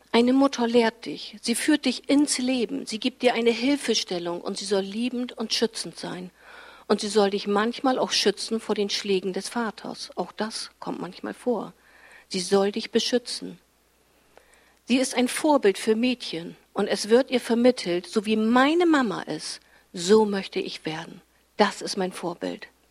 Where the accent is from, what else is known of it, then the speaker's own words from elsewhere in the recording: Fischerhude, Lower Saxony, Germany; In meinem Dorf, wo ich herkomme, Fischerhude, da gab es zu meiner Zeit eben noch keinen Kindergarten.